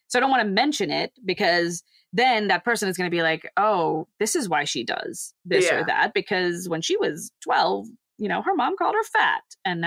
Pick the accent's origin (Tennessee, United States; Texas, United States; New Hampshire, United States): Texas, United States; I say I'm from Texas